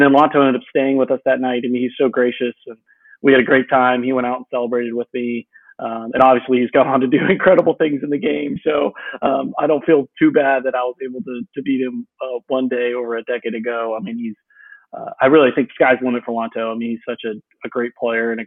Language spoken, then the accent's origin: English; Virginia Beach, Virginia, United States; Cedar Point's about 30 minutes from where I grew up in Virginia Beach.